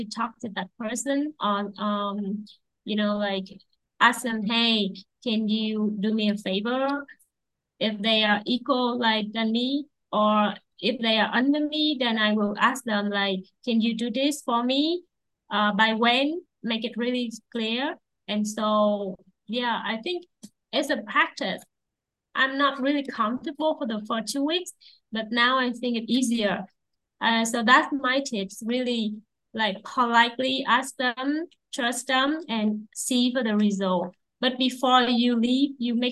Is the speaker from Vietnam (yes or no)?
yes; Vietnam; I'm from Vietnam